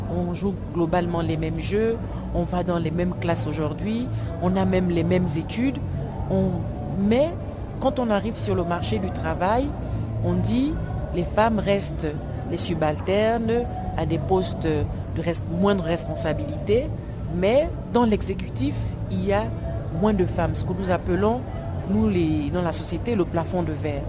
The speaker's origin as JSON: {"language": "French", "country": "Gabon", "said": "Nous, nous sommes des francophones. On est venu du Gabon"}